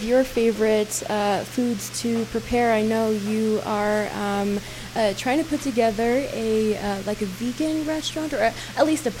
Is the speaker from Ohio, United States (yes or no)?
no; Crownpoint, New Mexico, United States; Crown Point. That's my hometown on the Navajo Nation.